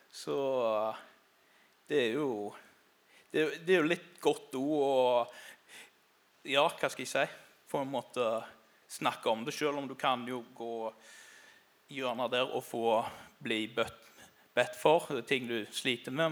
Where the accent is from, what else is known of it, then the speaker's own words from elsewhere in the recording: Karmøy, Rogaland, Norway; moved away as an adult; now in Grimstad, Norway; som du hører, så er ikke jeg sørlending. Jeg kommer fra ei øy som heter Karmøy utenfor Haugesund